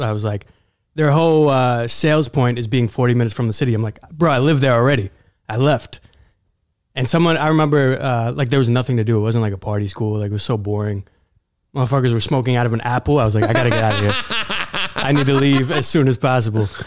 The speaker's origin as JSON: {"language": "English", "town": "New York City", "region": "New York", "country": "United States", "tie": "born or raised there", "said": "I grew up in Queens"}